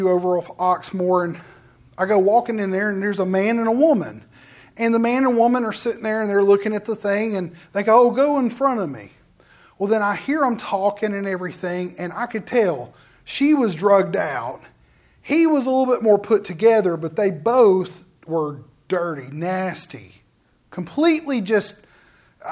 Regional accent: Forestdale, Alabama, United States; I lived in Forestdale. I went to school at a little country school. And then I said, no, I went to West Jefferson High School.

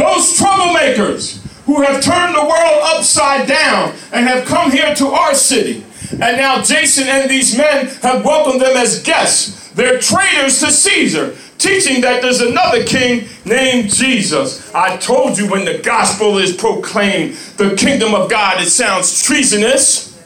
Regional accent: Lawrenceville, New Jersey, United States; moved away as an adult; also born or lived in Atlanta, Georgia; I grew up in Lawrenceville, New Jersey.

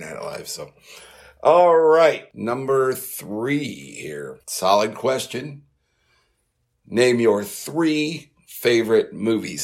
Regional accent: West Burlington, Iowa, United States; now in North Carolina, United States; my hometown of Burlington, Iowa, West Burlington, Iowa

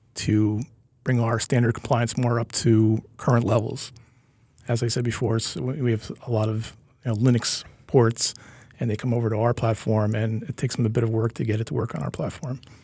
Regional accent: Kingston, New York, United States; I'm a Hudson Valley person. I grew up in Kingston.

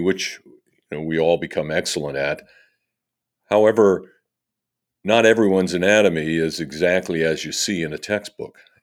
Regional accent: Fall River, Massachusetts, United States; having grown up in this area

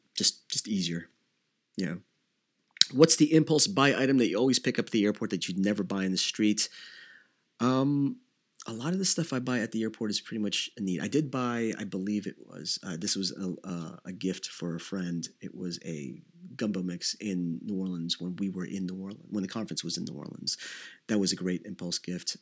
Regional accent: Davao City, Davao Region, Philippines; moved away; I was born in Davao City in the Philippines

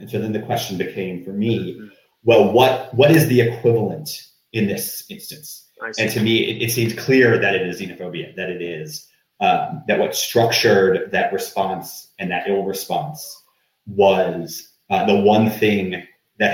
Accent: United States; as an American

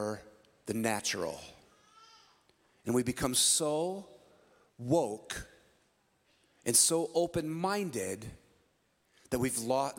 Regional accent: San Francisco, California, United States; I was born shortly before that in the Bay Area. We call it the Yay Area. I was born in San Francisco

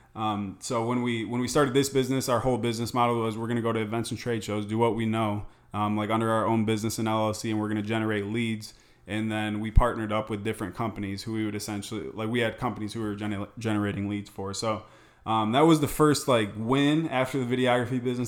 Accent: Michigan, United States; moved away as an adult; also born or lived in Tempe, Arizona; now in Scottsdale, United States; I'm originally from Michigan

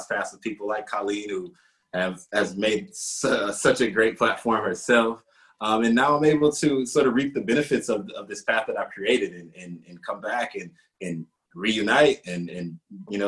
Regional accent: Detroit, Michigan, United States; I'm from Detroit, Michigan.

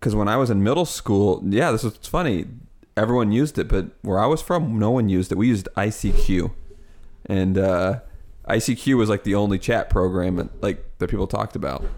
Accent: Midwest, United States; Because I'm from the Midwest and we have a lot of corn

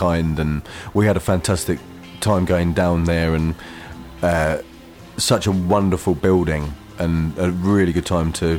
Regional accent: Harwich, East of England, United Kingdom; my hometown in Harwich in Essex

